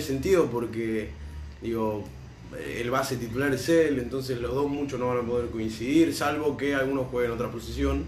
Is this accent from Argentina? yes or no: yes; Argentina; nosotros como argentinos